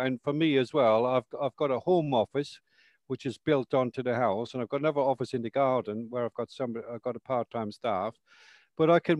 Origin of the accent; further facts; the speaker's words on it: Ireland; moved away as an adult; also born or lived in London, United Kingdom; now in High Wycombe, United Kingdom; I'm originally from Ireland, but I was born in London. And I went to live in Ireland when I was 2 years of age.